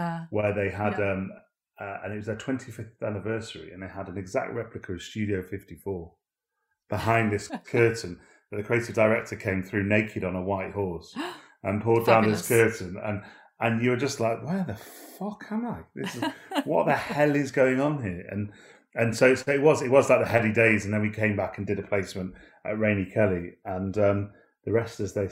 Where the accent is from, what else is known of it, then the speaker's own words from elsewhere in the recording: Manchester, North West England, United Kingdom; I was brought up in Manchester